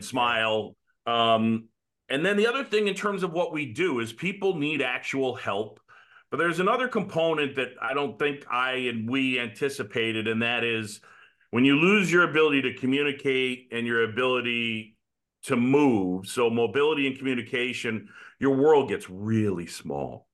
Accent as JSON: {"language": "English", "town": "New York City", "region": "New York", "country": "United States", "tie": "born or raised there", "said": "I grew up in New York City."}